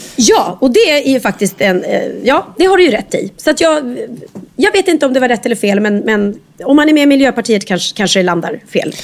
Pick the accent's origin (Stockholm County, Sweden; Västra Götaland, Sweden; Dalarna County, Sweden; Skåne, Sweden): Västra Götaland, Sweden; Skövde; jag är från Skövde